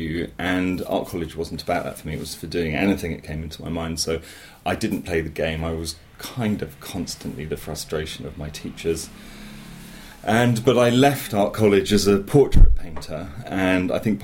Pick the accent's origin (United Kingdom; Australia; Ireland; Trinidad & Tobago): United Kingdom; Dorset, South West England; I grew up in Dorset in the 70s, very rural, still a county with no motorway, but then really kind of lost in the wilds in the Marshwood Vale.